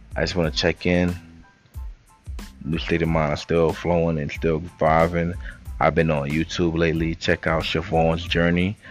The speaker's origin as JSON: {"language": "English", "town": "New York City", "region": "New York", "country": "United States", "said": "I came from the Bronx, New York, uptown, 233rd"}